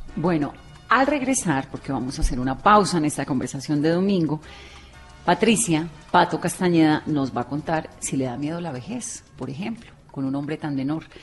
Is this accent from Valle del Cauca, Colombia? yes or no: yes; Cali, Valle del Cauca, Colombia; yo también soy caleña